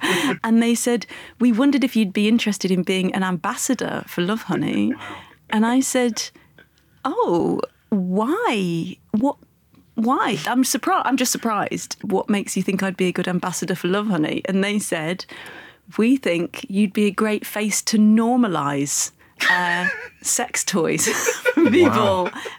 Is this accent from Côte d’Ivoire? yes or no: no; Leicester, East Midlands, United Kingdom